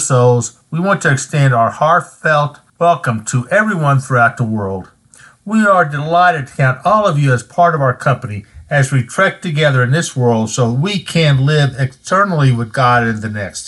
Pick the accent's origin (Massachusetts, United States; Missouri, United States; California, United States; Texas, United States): Missouri, United States; moved away; as a youth, I grew up in Missouri